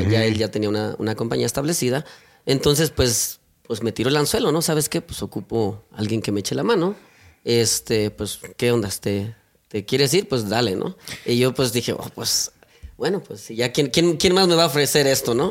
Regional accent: Mexico City, Mexico; moved away as an adult; also born or lived in Puebla, Mexico; yo nací en el estado de Puebla, ¿verdad? A los siete años perdimos a mi padre, ¿verdad? Entonces, pues mi familia nos tuvimos que mover al, Distrito Federal. Por ahí estuvimos alrededor de otros siete años

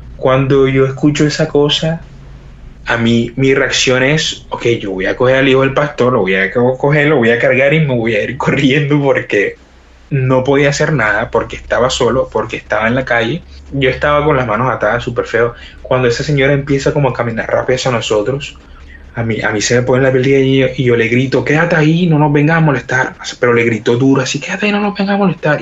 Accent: Colombia; somos unos misioneros de Colombia

